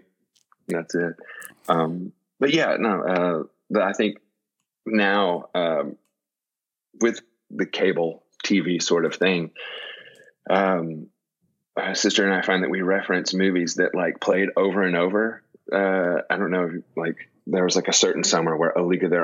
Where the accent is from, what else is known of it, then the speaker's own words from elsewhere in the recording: Kingston Springs, Tennessee, United States; growing up, we lived in Kingston Springs, Tennessee, which is about, I don't know, with traffic now, 20, 30 minutes outside of Nashville